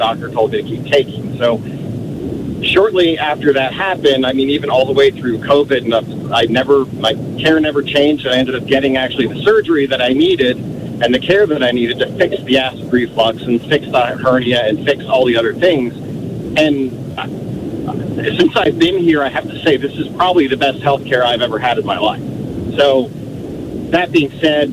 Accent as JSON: {"language": "English", "town": "Philadelphia", "region": "Pennsylvania", "country": "United States", "tie": "born or raised there", "also_born_or_lived": "Virginia / Illinois", "moved": "yes", "lives_now": "Jenks, United States", "said": "I was born and raised in Philadelphia"}